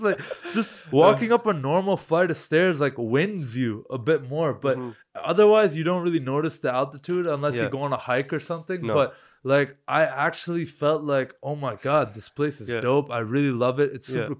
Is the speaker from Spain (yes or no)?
no; Canada; Oh, you're from Canada. I'm like, yeah, man, we're from Canada.